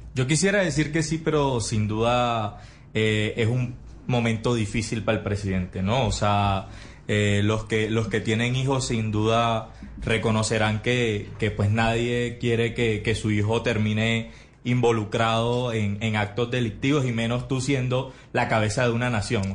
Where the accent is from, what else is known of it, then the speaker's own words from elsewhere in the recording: Barranquilla, Atlántico, Colombia; como barranquillero